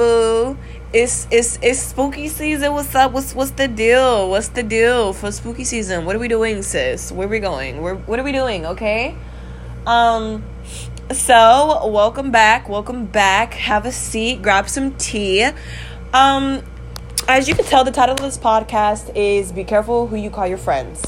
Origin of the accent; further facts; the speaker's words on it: California, United States; I'm from California